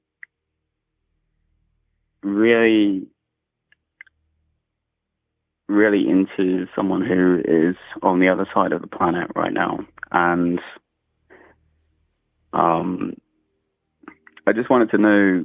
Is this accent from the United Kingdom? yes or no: yes; England, United Kingdom; I'm from England.